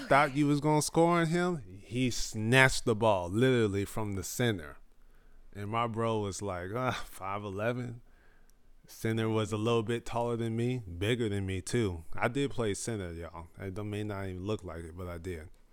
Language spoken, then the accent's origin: English; Indio, California, United States; also born or lived in Fresno, California / Austin, Texas; ten years in Indio, California.